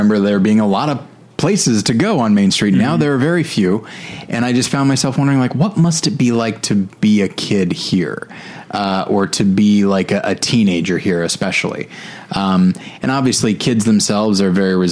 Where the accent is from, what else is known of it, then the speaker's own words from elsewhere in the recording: Taft, California, United States; moved away; my hometown of Taft, California, which is slowly drying up and blowing away